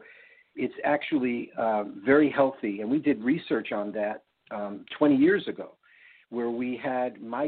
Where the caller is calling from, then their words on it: Oregon, United States; also born or lived in Hawaii; Actually, I'm calling in from Oregon. It's really kind of ironic that I'm in Oregon. I used to live in Hawaii, and we actually moved to Hawaii over 20 years ago for situations just like this.